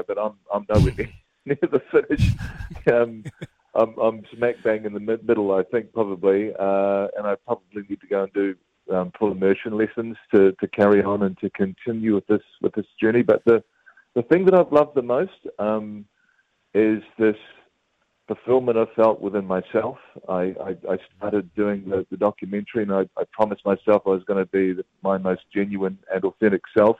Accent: Christchurch, Canterbury, New Zealand; I grew up in Christchurch

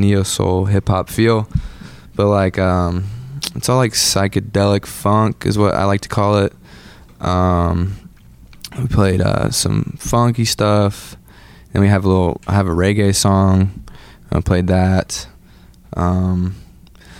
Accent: Atlanta, Georgia, United States; We are from Atlanta

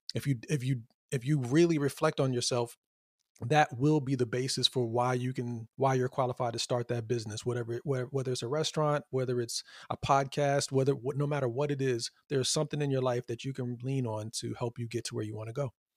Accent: Fayetteville, North Carolina, United States; moved away; where I grew up in Fayetteville, North Carolina.

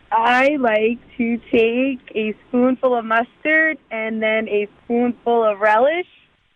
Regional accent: New York, United States; I was pretty young when I grew up in New York

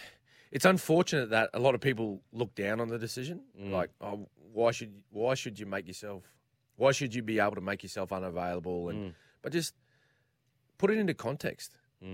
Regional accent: Queensland, Australia; And as a Queenslander...

